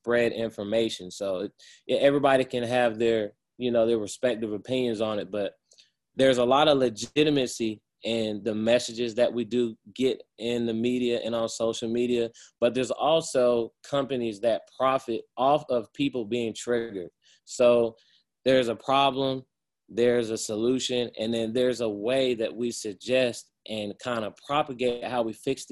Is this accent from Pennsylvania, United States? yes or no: no; Atlanta, Georgia, United States; being an Atlanta native